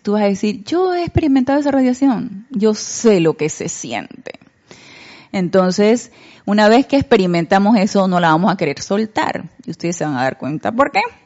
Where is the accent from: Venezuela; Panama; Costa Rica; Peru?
Panama; nosotros en Panamá